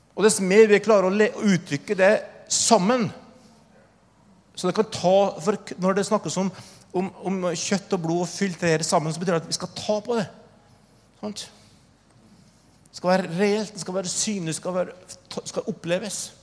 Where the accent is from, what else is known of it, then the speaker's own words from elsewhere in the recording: Oppdal, Trøndelag, Norway; Min historie er at jeg vokste opp i Trøndelag, Oppdal